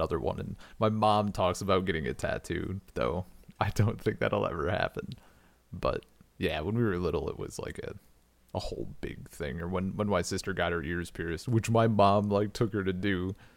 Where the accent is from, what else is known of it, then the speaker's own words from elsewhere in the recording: rural Wisconsin, United States; I was in very rural Wisconsin